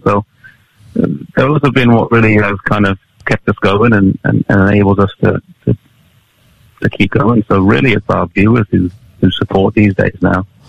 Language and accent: English; England, United Kingdom; I was born in England, yeah. So I mean, yeah, I feel British